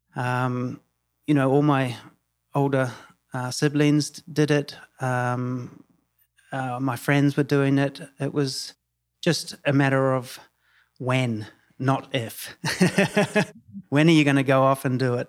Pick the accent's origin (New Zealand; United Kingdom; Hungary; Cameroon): New Zealand; moved away as an adult; now in Tulum, Mexico; I'm from New Zealand. Uh, born and bred New Zealand.